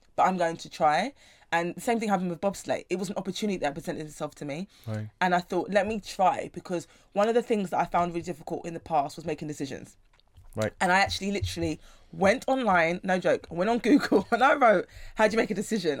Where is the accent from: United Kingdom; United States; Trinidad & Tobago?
United Kingdom; London; I was I was raised, born and raised in South London my whole life